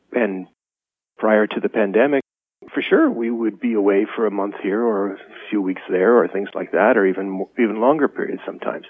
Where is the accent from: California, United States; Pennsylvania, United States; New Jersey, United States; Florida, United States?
California, United States; Los Angeles; moved away as an adult; now in Napa, United States; I was an urbanite from Los Angeles